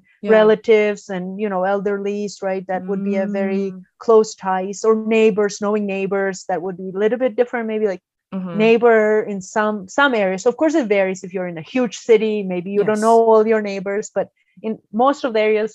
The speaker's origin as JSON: {"language": "English", "country": "Georgia", "also_born_or_lived": "Turkey", "second_language": "English", "moved": "as an adult", "lives_now": "United States", "said": "from Georgia, the country, not the state"}